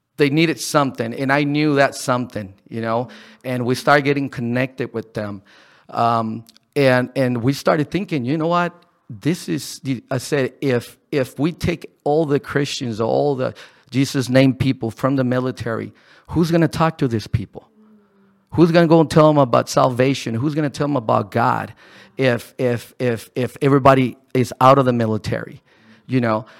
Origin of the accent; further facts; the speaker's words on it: Ensenada, Baja California, Mexico; moved away as an adult; I was born here in Ensenada.